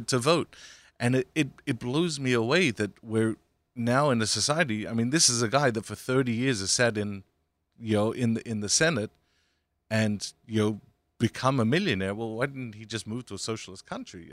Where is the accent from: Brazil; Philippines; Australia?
Australia; now in United States; I grew up in Australia